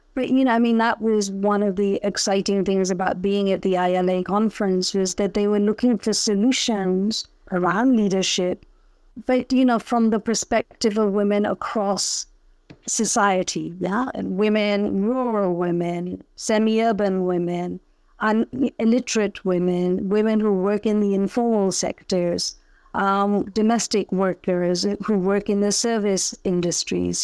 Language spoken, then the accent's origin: English; Punjab, India; also born or lived in United Kingdom; now in Lagos, Nigeria; I was born in India, in Punjab. I lived in, have grown up really all my adult life in the UK